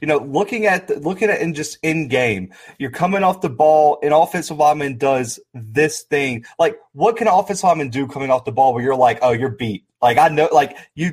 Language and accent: English; Mobile, Alabama, United States; That's my hometown in Mobile